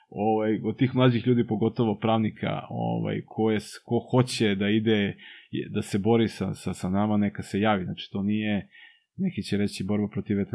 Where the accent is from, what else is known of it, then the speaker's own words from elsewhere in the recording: Belgrade, Serbia; kod nas na Novom Beogradu imamo specifičan, da. specifičan problem